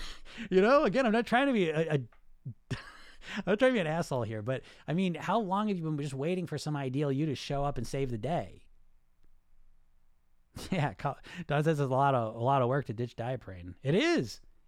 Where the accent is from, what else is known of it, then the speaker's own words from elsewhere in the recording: Netherlands; English is a second language; Oh, okay, I'm from the Netherlands.